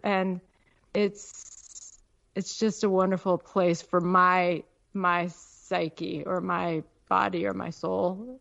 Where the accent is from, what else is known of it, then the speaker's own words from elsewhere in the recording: Peoria, Illinois, United States; moved away as an adult; also born or lived in Chicago, Illinois / Alaska; I grew up in Il-, Peoria